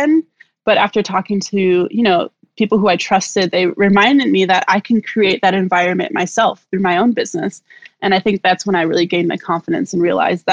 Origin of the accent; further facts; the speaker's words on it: Milwaukee, Wisconsin, United States; also born or lived in Chicago; now in Columbus, United States; I'm from Milwaukee originally, and I lived in Chicago for some time, and I've lived in Columbus now for the past 10 years